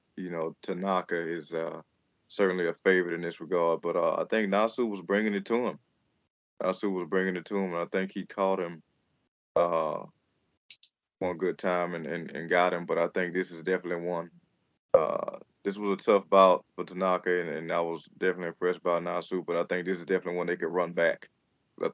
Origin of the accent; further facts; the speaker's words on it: United States; as an American fan